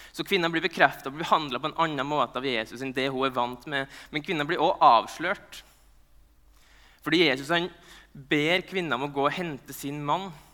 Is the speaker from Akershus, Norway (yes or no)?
no; Nordmøre, Møre og Romsdal, Norway; jeg er nordmøring